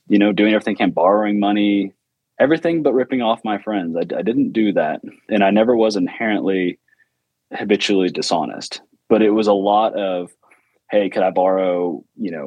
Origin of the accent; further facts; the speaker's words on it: New Orleans, Louisiana, United States; I was born in New Orleans